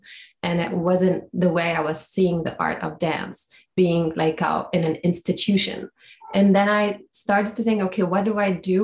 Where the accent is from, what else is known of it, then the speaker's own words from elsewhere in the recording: Beirut, Beirut Governorate, Lebanon; moved away; growing up in Beirut during the war